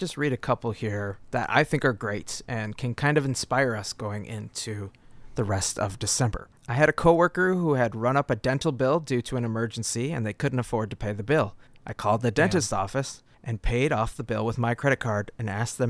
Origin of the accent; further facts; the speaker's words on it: United States; I think as an American